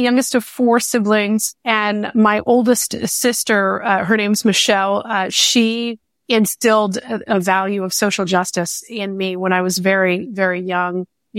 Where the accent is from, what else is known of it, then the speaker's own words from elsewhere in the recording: Waco, Texas, United States; born there; I was born in Waco, Texas, moved around a lot as a child.